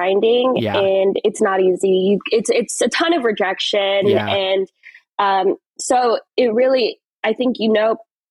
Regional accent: California, United States; I grew up in California

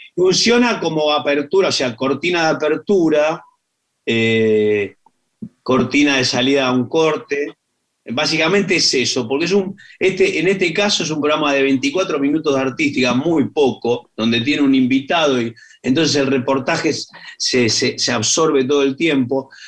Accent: Argentina; argentinos que somos

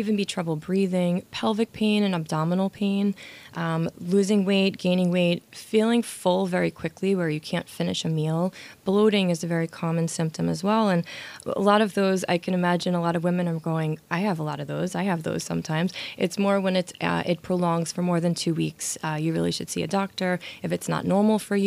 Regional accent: New York City, New York, United States; born and raised in Brooklyn

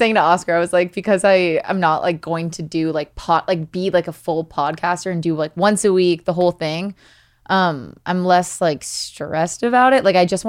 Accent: Canada; This is the first year I've ever done something in like 5 years. Because I'm Canadian.

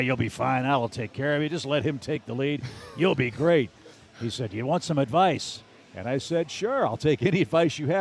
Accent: West St. Louis County, Missouri, United States; moved away; growing up in West St. Louis County, I'm 58 years old now

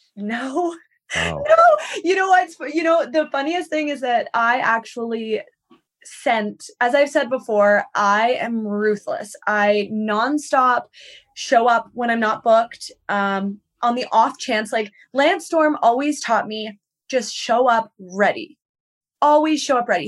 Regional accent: Victoria, British Columbia, Canada; moved away as an adult; now in United States; I'm from Vancouver Island

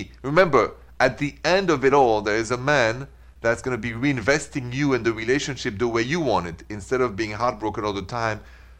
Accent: Midwest, United States; Us from two different states. I'm from the Midwest.

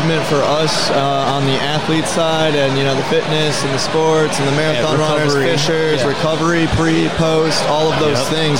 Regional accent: Minnesota, United States; moved away as an adult; also born or lived in Arizona; now in Colorado, United States; we're both from Minnesota.

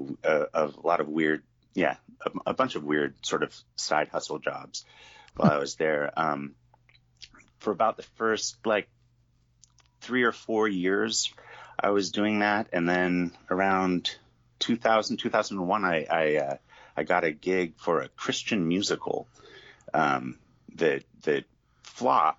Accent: Eugene, Oregon, United States; also born or lived in Boston; now in Portland, United States; growing up in Eugene

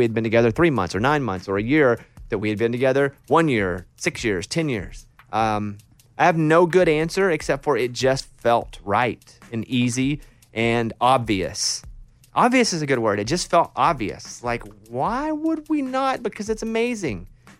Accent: Arkansas, United States; I mean, I grew up in Arkansas. She grew up in Oklahoma.

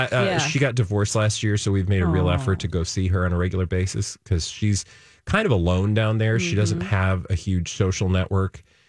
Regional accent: outside of Chicago, Illinois, United States; now in Minnesota, United States; I grew up outside of Chicago

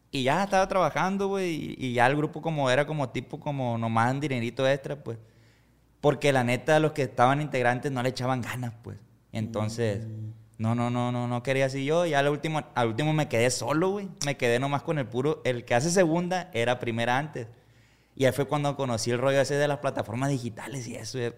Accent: Costa Rica, Sinaloa, Mexico; somos de Costa Rica nosotros y ahí en el rancho, la neta, pues ahí nomás quiere, la mayoría nomás quieren chambear ahí, pues no se quieren salir del rancho.

